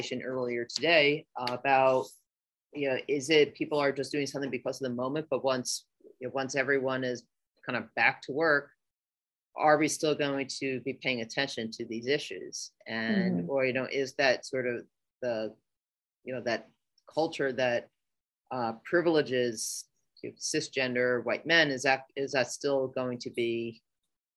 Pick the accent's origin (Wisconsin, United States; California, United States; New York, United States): New York, United States; as a New Yorker